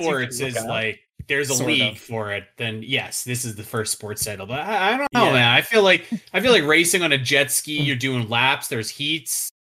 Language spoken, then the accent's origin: English; Calgary, Alberta, Canada; I'm from Calgary. We have a NHL team called the Calgary Flames